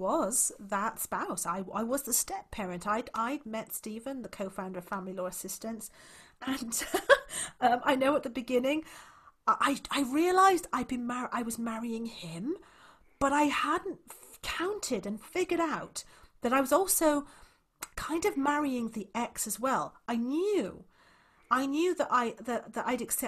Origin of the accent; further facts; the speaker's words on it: Wales, United Kingdom; I'm actually from Wales